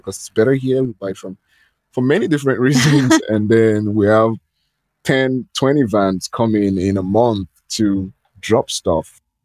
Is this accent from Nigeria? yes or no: yes; Nigeria; I'm from Nigeria